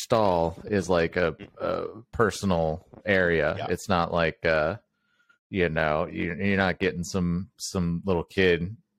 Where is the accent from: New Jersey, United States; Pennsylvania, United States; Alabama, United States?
Alabama, United States; Mobile; I grew up in Mobile, Alabama